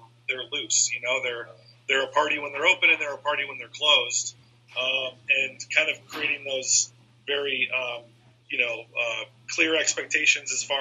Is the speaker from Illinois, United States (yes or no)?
no; Iowa, United States; moved away; also born or lived in Chicago; my high school friends, who I grew up with in Iowa